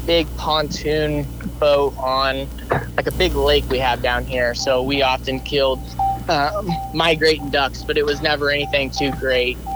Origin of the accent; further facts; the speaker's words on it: Northeast Missouri, United States; I grew up in Northeast Missouri. I've lived where I go to college in my hometown. Okay. Um, so I've always lived here in Northeast Missouri